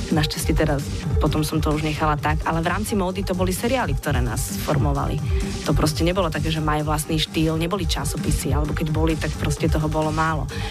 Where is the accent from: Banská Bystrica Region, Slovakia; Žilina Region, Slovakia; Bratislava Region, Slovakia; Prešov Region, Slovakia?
Žilina Region, Slovakia; Žilina; som vyrastala v Žiline